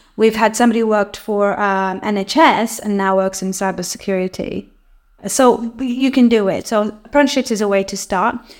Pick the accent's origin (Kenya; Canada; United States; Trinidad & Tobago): Kenya; moved away as an adult; now in United Kingdom; I come from Kenya. Uh, that's where I was born.